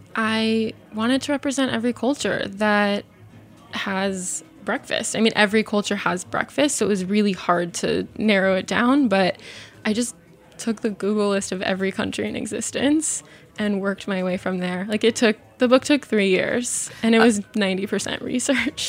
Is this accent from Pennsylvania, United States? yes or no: no; Arizona, United States; I grew up in Arizona